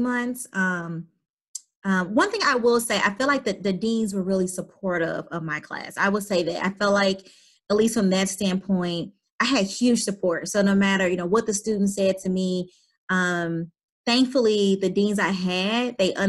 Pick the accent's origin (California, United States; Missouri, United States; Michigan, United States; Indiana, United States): Missouri, United States; St. Louis; accent: St. Louis; I do have a St. Louis accent